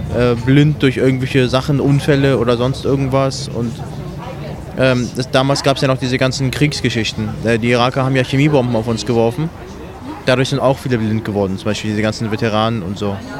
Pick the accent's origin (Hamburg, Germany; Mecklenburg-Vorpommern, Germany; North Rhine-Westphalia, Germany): Hamburg, Germany; moved away as an adult; also born or lived in Iran; now in Berlin, Germany; wir kommen aus dem Iran, sind, äh, neunundachtzig nach Deutschland gekommen. Hab dann in Hamburg halt die Schule besucht